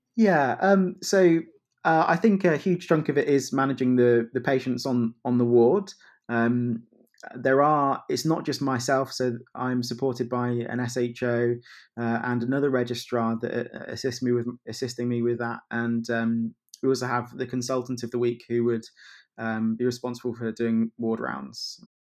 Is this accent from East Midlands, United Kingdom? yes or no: yes; Kettering, East Midlands, United Kingdom; moved away as an adult; also born or lived in London / Leicester; now in Manchester, United Kingdom; worked in my hometown of Kettering